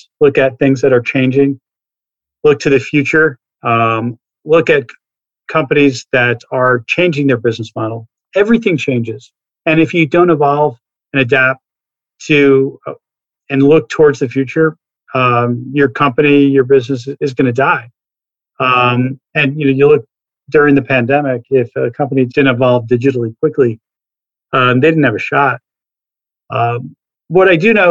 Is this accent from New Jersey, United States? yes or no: yes; New Jersey, United States; I grew up in New Jersey